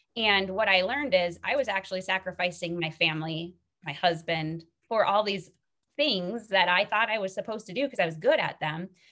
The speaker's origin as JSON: {"language": "English", "region": "Minnesota", "country": "United States", "moved": "as an adult", "lives_now": "Colorado, United States", "said": "I'm from Minnesota originally"}